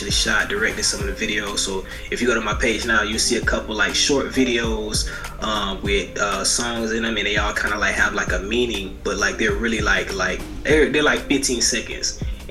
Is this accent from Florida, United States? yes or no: yes; Marianna, Florida, United States; I'm from Marianna, Florida